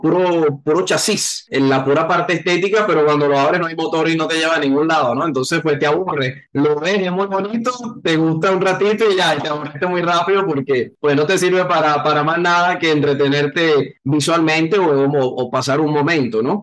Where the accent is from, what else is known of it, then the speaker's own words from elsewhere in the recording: Caracas, Capital District, Venezuela; now in Colombia; mi natal Caracas, a Venezuela